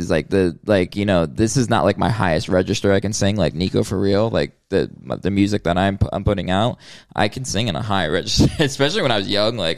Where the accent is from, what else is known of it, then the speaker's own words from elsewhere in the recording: Hollywood, Florida, United States; that's where I was born, um, Hollywood, Florida.